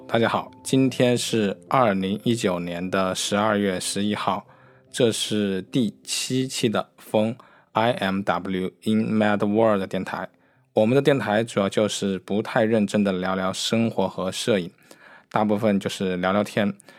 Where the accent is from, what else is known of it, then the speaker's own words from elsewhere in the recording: Wuhan, Hubei, China; now in Beijing, China; 我生活主要在北京生活，呃，我的家乡是武汉，呃，当我在北京生活的话，因为生活节奏也很快，然后我在北京也定居了，所以基本上来说我是不太会，回去武汉的